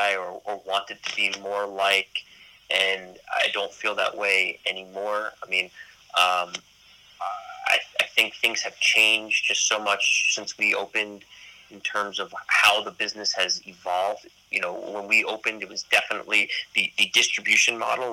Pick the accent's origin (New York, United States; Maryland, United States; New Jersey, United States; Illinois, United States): New York, United States; being a New Yorker, but being a New Yorker, being an athlete